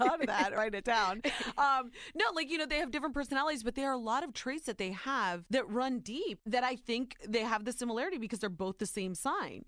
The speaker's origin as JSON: {"language": "English", "region": "Ohio", "country": "United States", "tie": "born or raised there"}